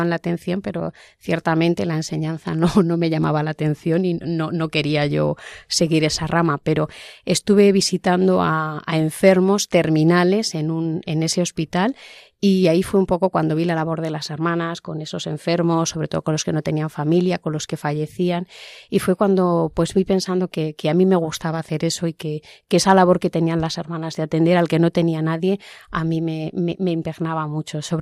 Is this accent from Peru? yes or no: no; Cartagena, Region of Murcia, Spain; yo soy de Cartagena y estudié allí con las hermanas.